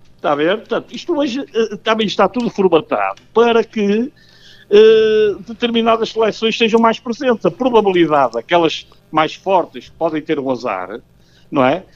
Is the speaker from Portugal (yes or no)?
yes; Porto, Norte, Portugal; como tripeiro gosto muito de tripas à moda do Porto